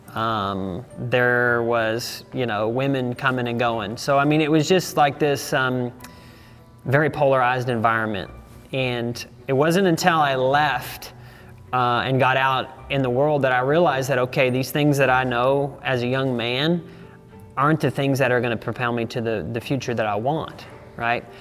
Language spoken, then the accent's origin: English; Savannah, Missouri, United States; I grew up on a ranch in Savannah, Missouri